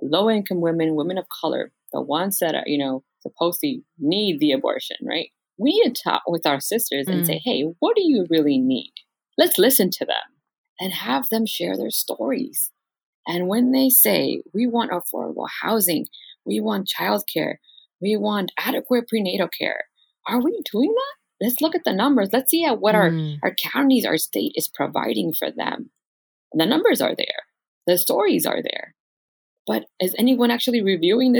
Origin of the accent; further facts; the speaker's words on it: Los Angeles, California, United States; I come from South LA.